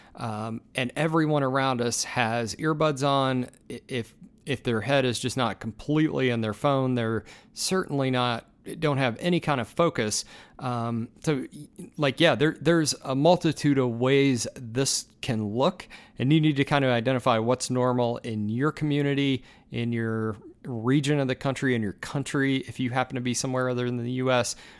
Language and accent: English; United States; as an American